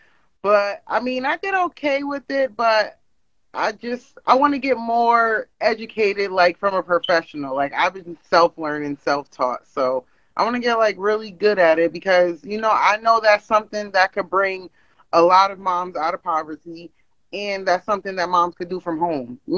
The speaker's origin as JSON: {"language": "English", "region": "Pennsylvania", "country": "United States", "said": "I'm from Pennsylvania."}